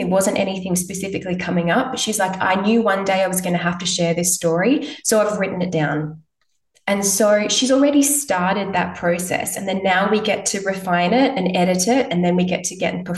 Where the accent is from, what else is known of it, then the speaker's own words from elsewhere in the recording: Perth, Western Australia, Australia; I'm from Perth